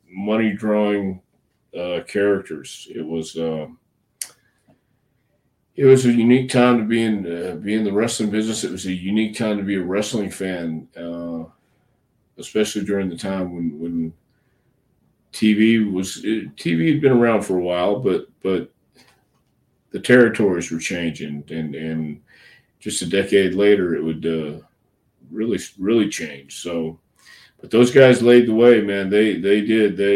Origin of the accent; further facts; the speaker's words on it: Tampa, Florida, United States; growing up in Tampa